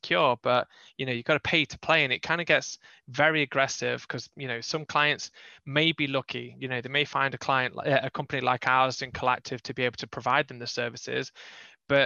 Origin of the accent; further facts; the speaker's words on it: England, United Kingdom; moved away as an adult; now in North Carolina, United States; I'm from England.